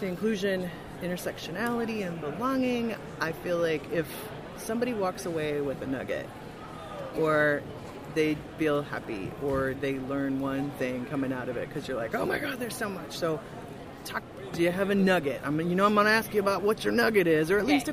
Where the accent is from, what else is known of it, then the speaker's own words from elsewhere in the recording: Midwest, United States; I am from the Midwest